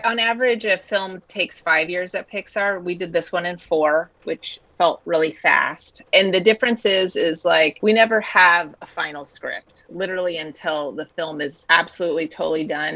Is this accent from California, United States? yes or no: yes; the Sierra foothills, Northern California, United States; I grew up in Northern California, the Sierra foothills